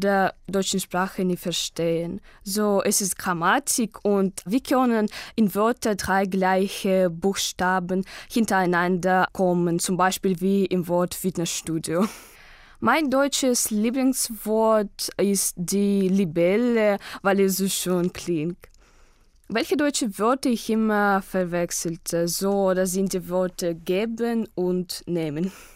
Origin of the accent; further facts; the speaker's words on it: Kaliningrad, Kaliningrad Oblast, Russia; German is a second language; ich komme aus Kaliningrad, aus Russland